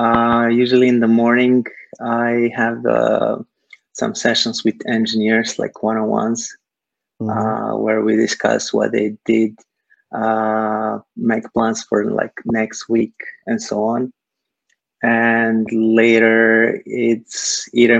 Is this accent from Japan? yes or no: no; Serbia; moved away as an adult; now in Silicon Valley, United States; I'm originally from Serbia, Eastern Europe. I moved to the US some like 8 years ago or so.